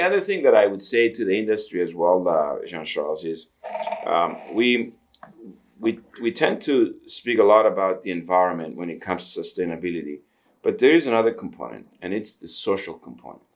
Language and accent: English; Cyprus; now in Canada; I did come to Canada in the uh, the end of '74. Um, I was born in Cyprus